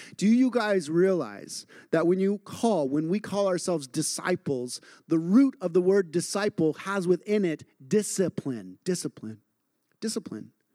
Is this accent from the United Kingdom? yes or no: no; Idaho, United States; I grew up in Idaho and in a very agrarian culture